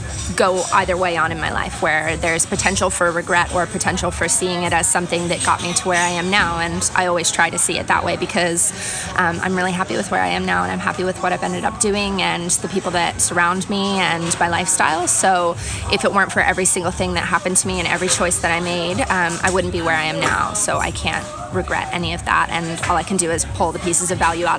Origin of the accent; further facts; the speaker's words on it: outside of Philadelphia, Pennsylvania, United States; moved away as an adult; I grew up right outside of Philadelphia in very much like a small farming country town.